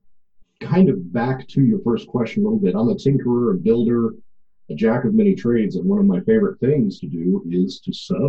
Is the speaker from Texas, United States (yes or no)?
yes; Corpus Christi, Texas, United States; now in Fort Worth, United States; I live in Fort Worth, but I'm a South Texas boy. I'm from Corpus Christi.